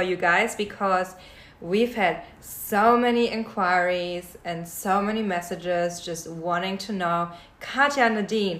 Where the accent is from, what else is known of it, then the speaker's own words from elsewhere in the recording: Germany; moved away as an adult; now in Sydney, Australia; I'm born and raised in Germany.